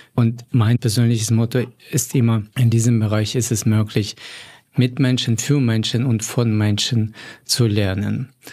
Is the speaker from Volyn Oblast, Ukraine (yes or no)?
yes; Volyn Oblast, Ukraine; moved away as an adult; now in Germany; meiner Heimatregion Wolin